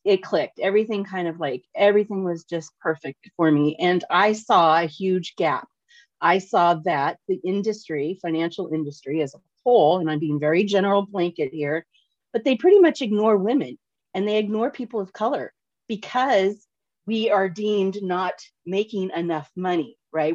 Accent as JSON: {"language": "English", "town": "Portland", "region": "Oregon", "country": "United States", "tie": "born or raised there", "said": "I'm born and raised in Portland, Oregon"}